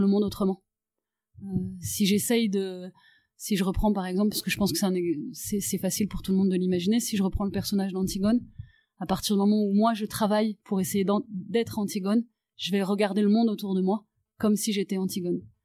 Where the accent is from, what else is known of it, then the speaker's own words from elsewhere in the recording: Paris, Île-de-France, France; moved away as an adult; je suis née à Paris, j'y ai grandi, j'y ai fait mes études de théâtre et j'y suis restée jusqu'à l'âge de 35 ans.